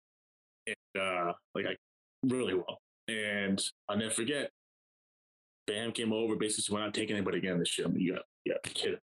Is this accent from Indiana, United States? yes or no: no; Providence, Rhode Island, United States; I grew up in Providence, so I had front row season tickets, still do, with my father